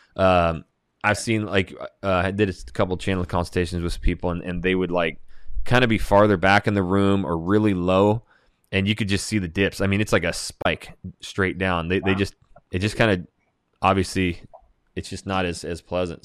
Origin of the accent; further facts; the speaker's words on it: Hayden, Idaho, United States; I'm born and raised in Hayden, Hayden Lake, Idaho